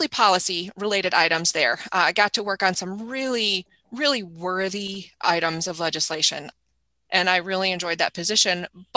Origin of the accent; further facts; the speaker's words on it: Jackson, Michigan, United States; also born or lived in Washington, D.C.; I grew up in Jackson